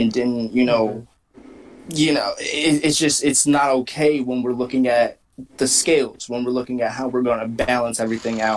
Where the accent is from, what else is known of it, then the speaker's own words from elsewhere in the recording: United States; as a black man, like, growing up in America